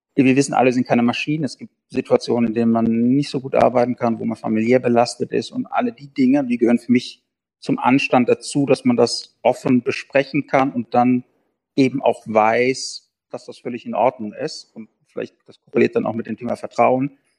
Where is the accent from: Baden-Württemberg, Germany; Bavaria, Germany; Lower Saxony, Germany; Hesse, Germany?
Hesse, Germany; South; Wir kommen aus Südhessen. Ich komme mhm. aus Südhessen